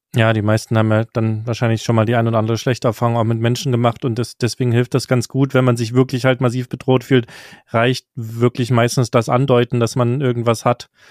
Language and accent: German; Germany; als Deutscher